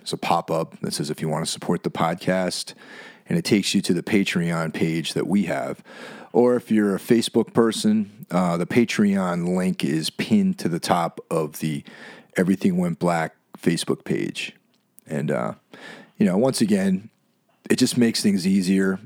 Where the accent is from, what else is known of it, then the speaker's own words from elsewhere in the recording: Lake Carmel, New York, United States; my hometown of Lake Carmel, New York, or Carmel, New York